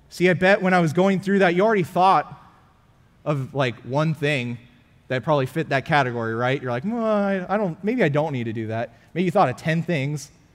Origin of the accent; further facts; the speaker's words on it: California, United States; now in Frisco, United States; I'm from California